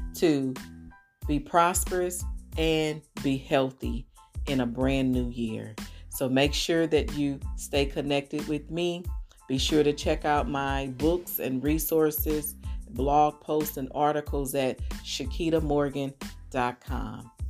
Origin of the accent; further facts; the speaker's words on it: St. Louis, Missouri, United States; moved away as an adult; now in Atlanta, United States; I was born and raised in St. Louis